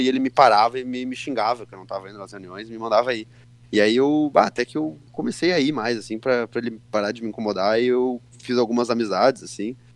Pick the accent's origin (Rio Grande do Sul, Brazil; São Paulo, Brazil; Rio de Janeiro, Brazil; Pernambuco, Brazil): Rio Grande do Sul, Brazil; Santa Maria; Eu nasci em Santa Maria, nasci lá em Santa Maria, me criei lá